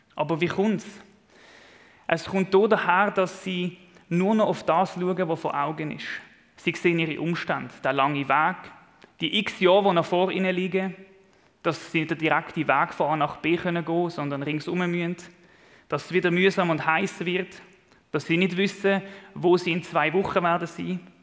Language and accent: German; Switzerland; als Schweizer